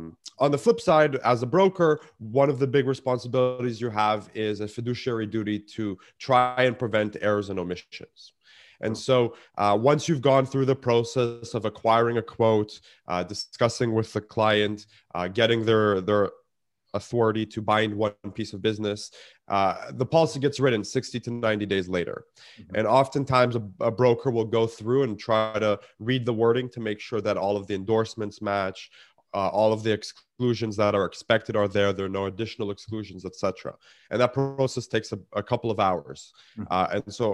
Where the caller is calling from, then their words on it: Toronto, Ontario, Canada; Snowy Toronto, Canada. We had a nice blanketing of snow.